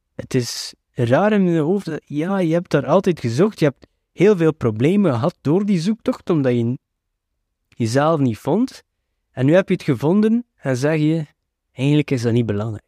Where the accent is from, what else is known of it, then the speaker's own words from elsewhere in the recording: Flanders, Belgium; ik ben geboren en getogen in België, maar ik hoor hier toch niet thuis